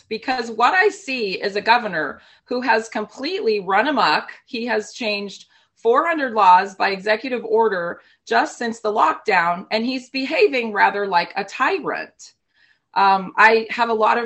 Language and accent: English; West Coast, United States; now in California, United States; I grew up on the West Coast